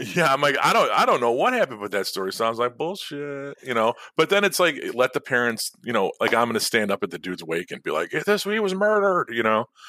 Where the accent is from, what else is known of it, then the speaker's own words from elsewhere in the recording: Chicago, Illinois, United States; I grew up in the city. I grew up in Chicago